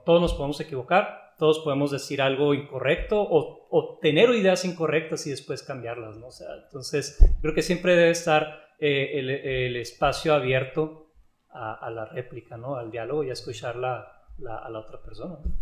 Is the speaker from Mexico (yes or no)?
yes; Mexico